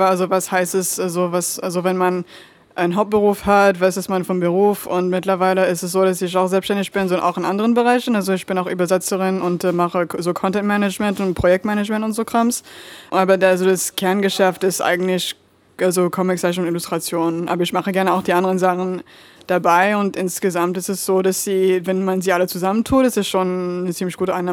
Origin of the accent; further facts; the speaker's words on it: Lyon, Auvergne-Rhône-Alpes, France; moved away as an adult; now in Berlin, Germany; Äh, ich würde sagen aus Lyon. Also da habe ich äh, die meiste Zeit ähm, in meinem Leben verbracht, äh, so als Kind und dann auch wieder an der Uni.